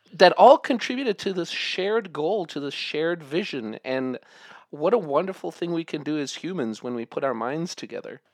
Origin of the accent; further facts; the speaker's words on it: South Africa; I grew up in South Africa